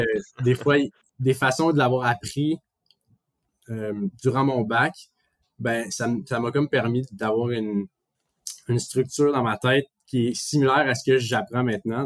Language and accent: French; Montreal, Quebec, Canada; now in Toronto, Canada; quand on dit qu'on est de Montréal